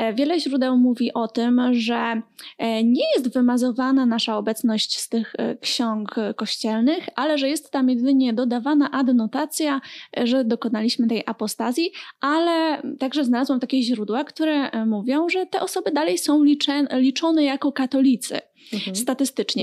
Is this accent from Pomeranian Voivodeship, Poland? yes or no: no; Silesian Voivodeship, Poland; sama sam pochodzę z województwa śląskiego i miałam e, taką opcję jakoś bycia ministrantką